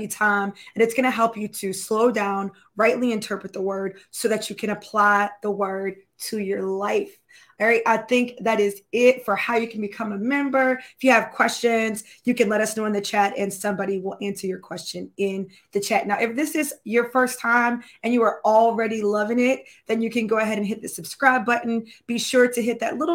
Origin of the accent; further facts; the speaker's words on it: Florida, United States; I'm from Florida